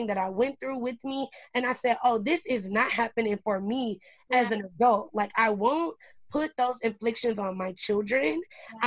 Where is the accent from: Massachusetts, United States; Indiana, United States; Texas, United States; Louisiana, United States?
Indiana, United States; Indianapolis; I was born in Indianapolis, Indiana